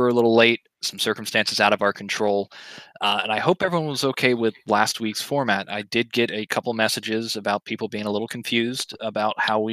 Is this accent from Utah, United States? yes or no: no; Georgia, United States; now in Florida, United States; a boy born and raised in Georgia